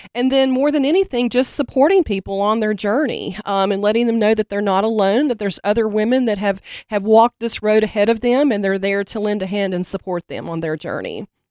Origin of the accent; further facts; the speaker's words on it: Hendersonville, North Carolina, United States; I'm from Hendersonville. I was actually born at Pardee